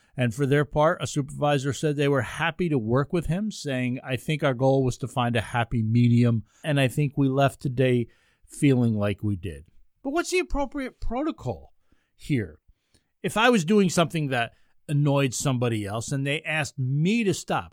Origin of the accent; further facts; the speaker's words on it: Ulster County, New York, United States; now in Rochester, United States; where I grew up in Ulster County